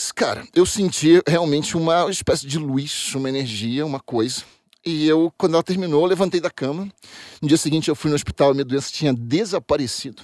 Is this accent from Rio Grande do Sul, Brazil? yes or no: no; Rio de Janeiro, Brazil; moved away as an adult; now in São Paulo, Brazil; Sou do Rio de Janeiro, estou é, aqui em São Paulo há 13 anos.